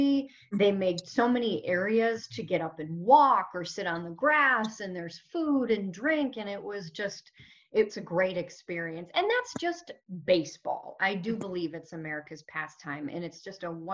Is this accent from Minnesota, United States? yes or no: yes; Minnesota, United States; My home state of Minnesota.